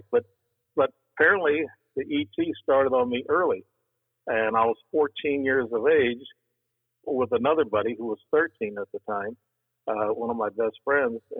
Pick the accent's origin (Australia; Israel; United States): United States; Alton, Illinois; In, in Alton, Illinois.